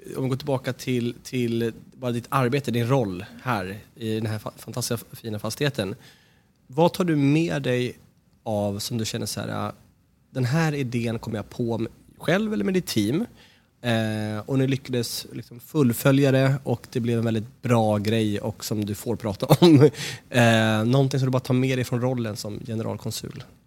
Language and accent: Swedish; Sweden; som svenskar att känna att, jo, men vi, vi kommer från landet som har skapat det här